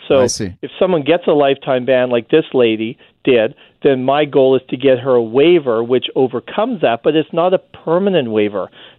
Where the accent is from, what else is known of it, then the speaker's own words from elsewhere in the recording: Canada; even though I'm Canadian